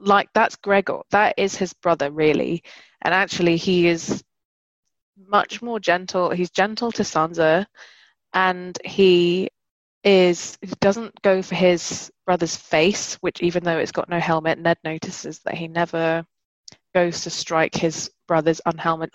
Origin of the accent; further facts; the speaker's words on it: London, United Kingdom; moved away; I'm from London